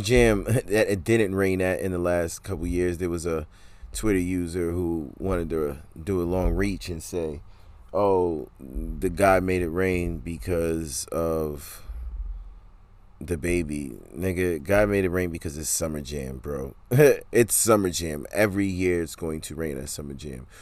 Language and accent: English; New York City, New York, United States; That's my hometown. That's my hometown right there, New York City.